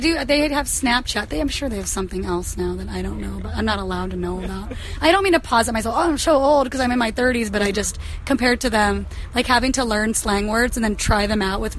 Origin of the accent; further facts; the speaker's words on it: Kansas, United States; growing up in Kansas